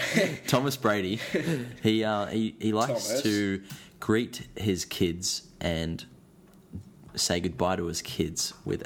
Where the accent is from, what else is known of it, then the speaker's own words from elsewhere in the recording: Australia; we're Australian.